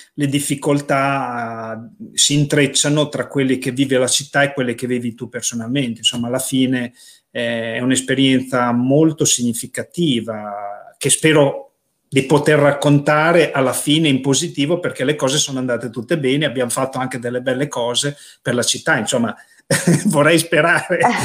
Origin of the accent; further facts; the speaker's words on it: Casalecchio di Reno, Emilia-Romagna, Italy; la città dove sei nato, nel mio caso, o dove vivi